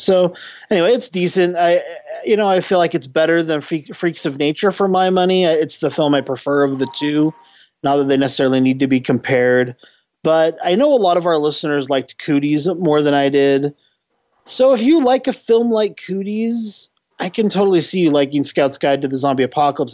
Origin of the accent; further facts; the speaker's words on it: San Diego, California, United States; I grew up in San Diego for a, uh-huh. a big portion of my childhood